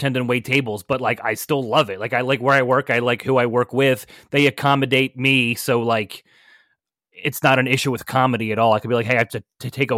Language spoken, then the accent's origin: English; Philadelphia, Pennsylvania, United States; I'm from Philly, started here, still here